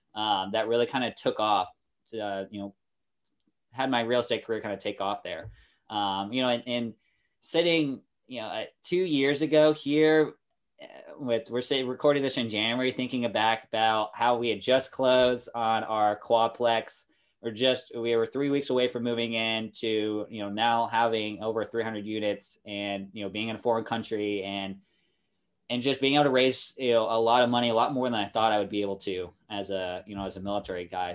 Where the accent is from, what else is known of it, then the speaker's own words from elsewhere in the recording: Kansas City, Kansas, United States; moved away as an adult; also born or lived in Norfolk; now in Japan; I'm from Kansas City, uh, that area originally. Uh, my family now lives on the, uh, Kansas side, however, and that's where I went to high school